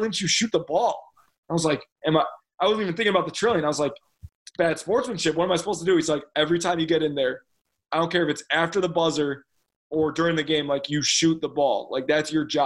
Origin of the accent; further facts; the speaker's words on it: Chicago, Illinois, United States; I'm from Chicago